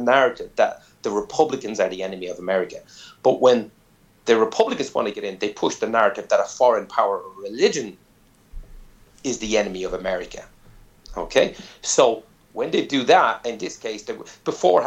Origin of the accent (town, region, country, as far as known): Ireland